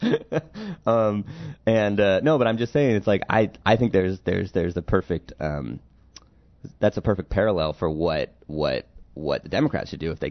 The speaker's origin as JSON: {"language": "English", "region": "California", "country": "United States", "said": "As a Californian"}